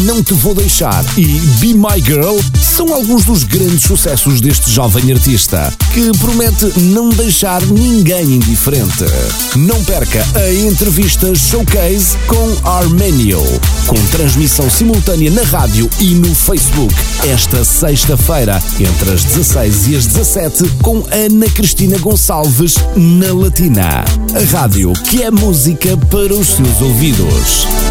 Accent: Portugal; also born or lived in Cape Verde; now in Luxembourg; eu nasci em Portugal, mas entretanto cheguei a viver em Cabo Verde também 4 anos. 4 uhum. a 5 anos, uh, na minha infância mesmo. Dos 4, salvei até os 8, 9 anos mais ou menos

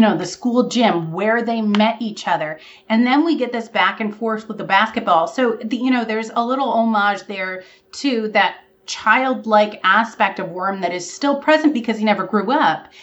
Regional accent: Vermont, United States; I'm from Vermont

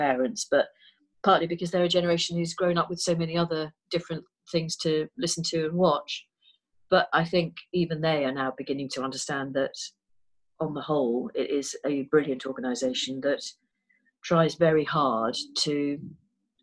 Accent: Liverpool, North West England, United Kingdom; moved away as an adult; I grew up in Liverpool

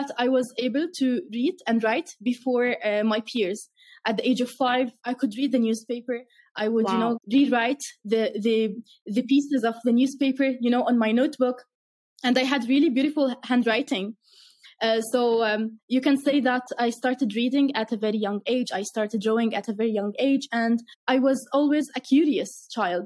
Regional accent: Irbid, Irbid Governorate, Jordan; I grew up in the north of Jordan in a city called Irbid.

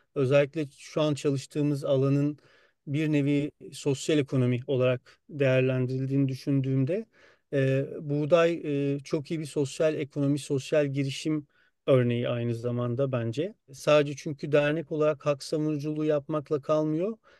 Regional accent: Muğla, Turkey; moved away; also born or lived in Istanbul; ben Muğla'da büyüdüm.

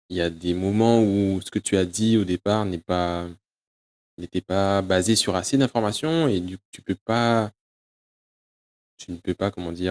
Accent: United Kingdom; accent: English; French is a second language; c'est mon accent, Je suis obligé de vous expliquer comment ça s'écrit parce que l'accent anglais Peut-être que vous ne l'avez pas tous

